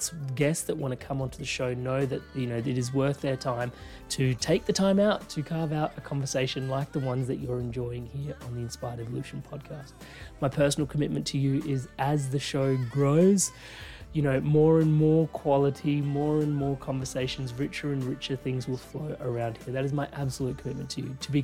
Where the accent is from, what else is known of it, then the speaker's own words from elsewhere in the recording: India; I am Indian